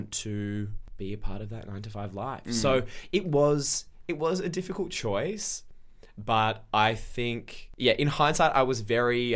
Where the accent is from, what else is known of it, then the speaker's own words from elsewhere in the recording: Melbourne, Victoria, Australia; moved away as an adult; now in Sydney, Australia; I'm from Melbourne, but I moved up to Sydney to do my master's in publishing